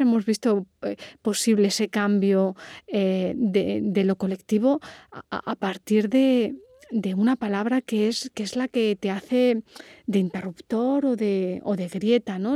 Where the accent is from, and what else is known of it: Córdoba, Andalusia, Spain